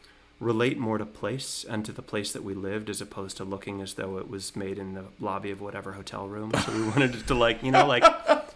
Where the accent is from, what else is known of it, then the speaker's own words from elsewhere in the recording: Durham, North Carolina, United States; moved away as an adult; also born or lived in New York area / Europe; now in Saxapahaw, United States; I was born in Durham. So I'm from there, and I moved away from North Carolina when I was 18, was up in the New York area, then out of the country for like 8 or 9 years.